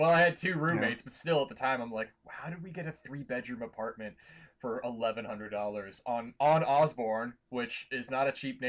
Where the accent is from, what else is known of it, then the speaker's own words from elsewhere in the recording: Oakville, Ontario, Canada; moved away as an adult; now in Winnipeg, Canada; I grew up in Oakville, Ontario, lived there for the first 22 years of my life.